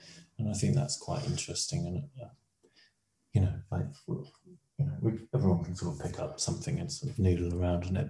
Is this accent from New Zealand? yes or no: no; Salisbury, South West England, United Kingdom; moved away as an adult; also born or lived in London / Guildford; now in Brighton, United Kingdom; I grew up in Salisbury, and then after university, lived in London and Guildford, and then moved to Brighton